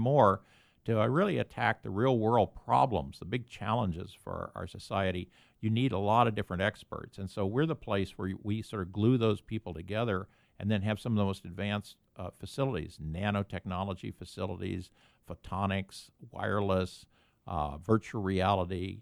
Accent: Columbia, Missouri, United States; moved away as an adult; also born or lived in Stanford, California; now in San Diego, United States; I was born and raised in Columbia, Missouri

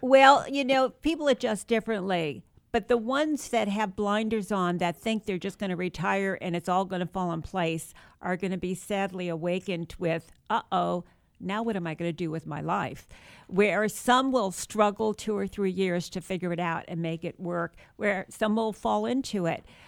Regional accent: New Rochelle, New York, United States; moved away; I was born and raised in New York

